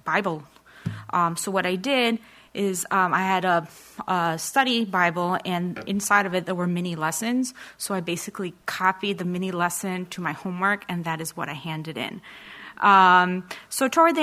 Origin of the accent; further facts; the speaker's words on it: New York City, New York, United States; I grew up in Woodside with my grandparents